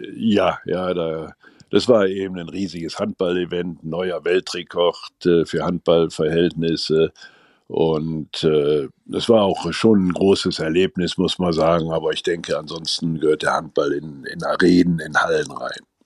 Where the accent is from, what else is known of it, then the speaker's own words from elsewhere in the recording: Gummersbach, North Rhine-Westphalia, Germany; meine Heimatstadt.